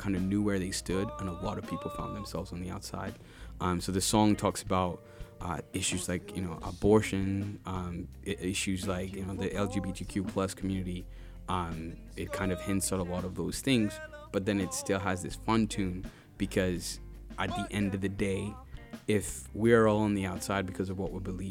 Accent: Uganda; now in Kenosha, United States; growing up in Uganda, every time we were naughty in class

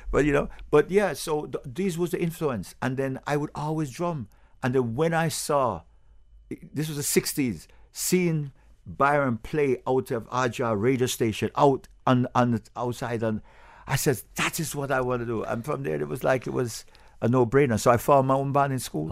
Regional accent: England, United Kingdom; also born or lived in Jamaica; now in Broward, United States; I was born in England

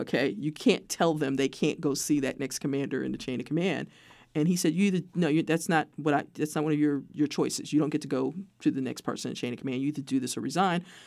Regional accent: New York City, New York, United States; moved away; I'm a kid from Brooklyn, New York

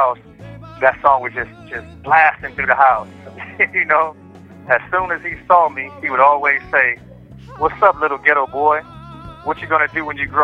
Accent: Long Beach, California, United States; I'm from Long Beach, California

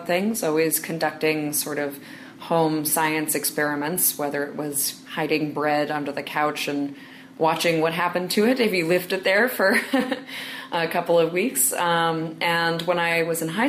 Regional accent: New York City, New York, United States; I'm from New York City

